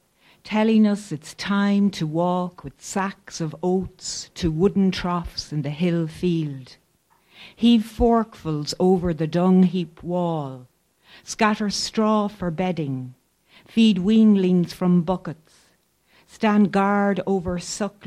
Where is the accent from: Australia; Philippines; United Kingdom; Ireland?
Ireland; County Roscommon, Connacht; the farm that Andrew and I grew up on in County Roscommon